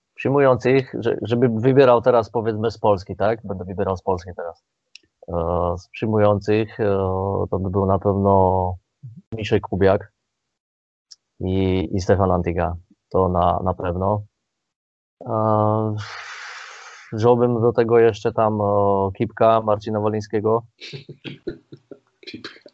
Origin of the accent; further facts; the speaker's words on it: Slovakia; now in Poland; jestem Słowakiem